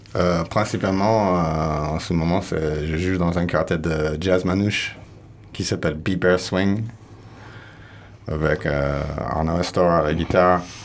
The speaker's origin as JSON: {"language": "French", "region": "California", "country": "United States", "also_born_or_lived": "Basque Country, France", "moved": "yes", "lives_now": "Landes, France", "said": "je viens de Californie"}